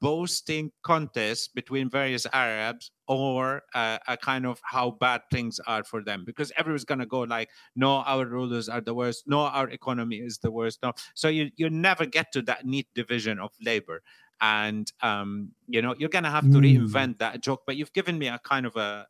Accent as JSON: {"language": "English", "country": "United Kingdom", "said": "people say, why do you live in Britain if you criticize the British all the time? I was like, no, but I'm British."}